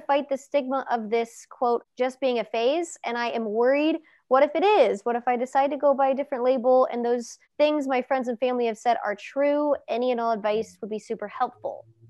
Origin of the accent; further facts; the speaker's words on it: Cincinnati, Ohio, United States; I'm from Cincy